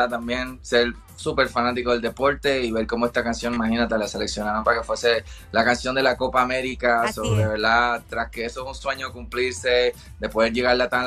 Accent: Puerto Rico; Bueno, nosotros somos de Puerto Rico, nos conocemos desde chamaquitos en la isla

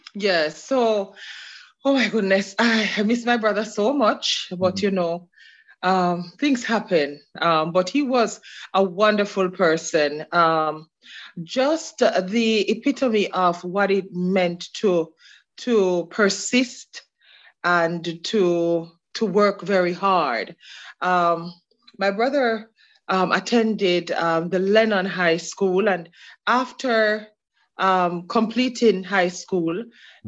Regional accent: Osborne Store, Clarendon, Jamaica; moved away as an adult; now in Queens, United States; I'm from the community of Osborne Store in Clarendon

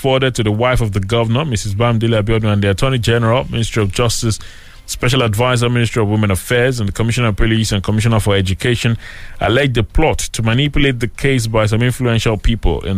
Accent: Nigeria; as a Nigerian

